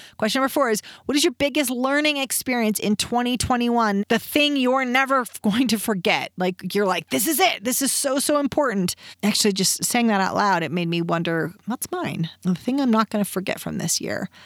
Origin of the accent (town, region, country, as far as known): Reno, Nevada, United States; born or raised there